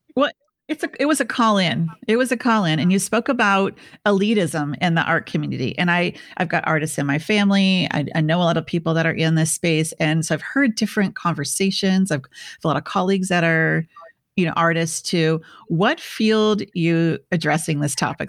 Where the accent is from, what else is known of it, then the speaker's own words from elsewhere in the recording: Midwest, United States; I'm from the Midwest